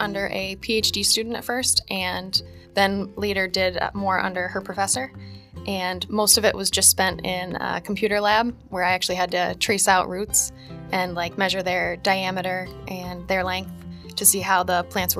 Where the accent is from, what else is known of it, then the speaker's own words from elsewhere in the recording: Scranton, Pennsylvania, United States; also born or lived in Kingston, Pennsylvania; I was born in Kingston, PA, but I grew up in Scranton with my parents and my older brother.